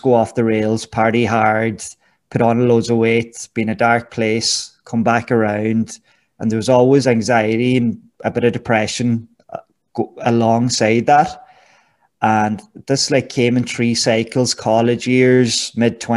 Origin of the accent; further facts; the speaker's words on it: Gweedore, Ulster, Ireland; moved away as an adult; now in United Arab Emirates; I'm from Gidore, County Donegal, and a lovely place